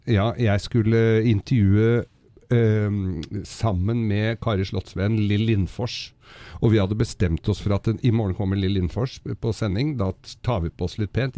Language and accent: Norwegian; Oslo, Norway